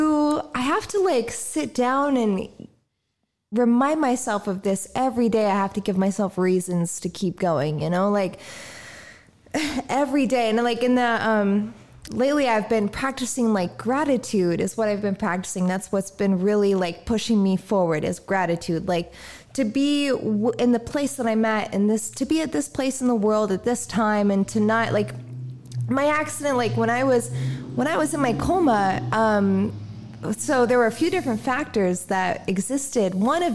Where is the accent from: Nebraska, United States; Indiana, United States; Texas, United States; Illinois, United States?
Indiana, United States; now in San Diego, United States; Like I moved out to San Diego from Indiana on my own.